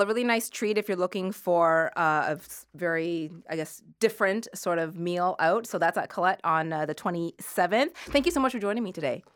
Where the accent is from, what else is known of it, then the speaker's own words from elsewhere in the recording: Halifax, Nova Scotia, Canada; I grew up in Halifax, and when I was a kid, we used to, uh, go clam digging for fun